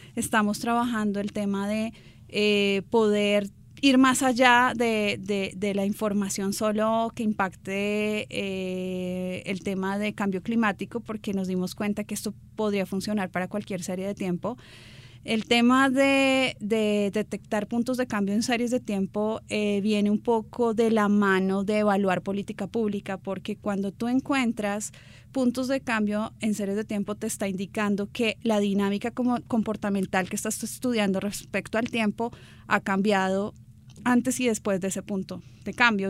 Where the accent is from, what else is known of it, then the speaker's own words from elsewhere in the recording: Bogotá, Colombia; soy bogotana